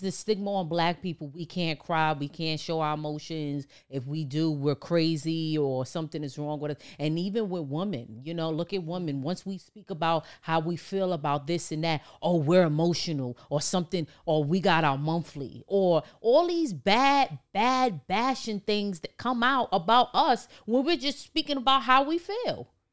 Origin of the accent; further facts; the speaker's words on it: New York City, New York, United States; growing up in Harlem, the Bronx, New York